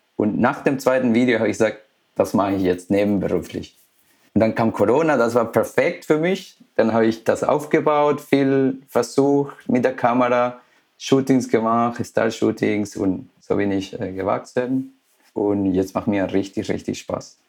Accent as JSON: {"language": "German", "country": "Ecuador", "tie": "born or raised there", "moved": "yes", "lives_now": "Germany", "said": "ich bin gebürtig aus Ecuador."}